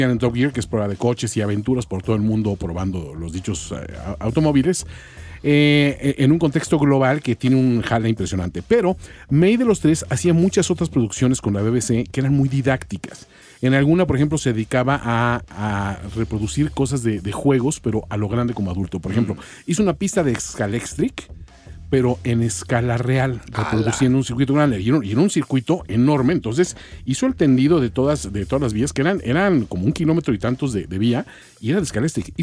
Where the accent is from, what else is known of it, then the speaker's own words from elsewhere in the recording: Chilango, Mexico City, Mexico; los norteños que nos dicen chilango